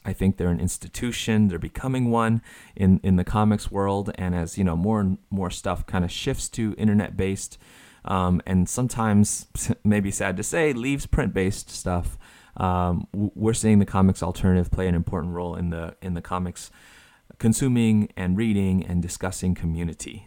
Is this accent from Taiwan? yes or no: yes; Taiwan; moved away; As a kid growing up in Taiwan